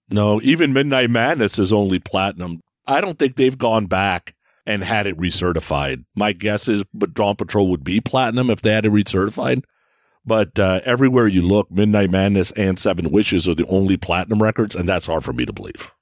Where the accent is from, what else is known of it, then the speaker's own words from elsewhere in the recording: Bay Area, California, United States; moved away as an adult; also born or lived in San Francisco; now in Ohio, United States; I live in Ohio now, but I grew up in the Bay Area. So I was in the Bay Area from 1980 to what, 2021